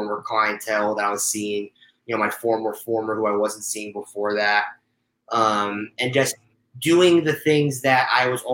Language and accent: English; Stamford, Connecticut, United States; moved away as an adult; also born or lived in Indiana; now in Los Angeles, United States; I was from Stamford, Connecticut, so a suburb right outside of New York City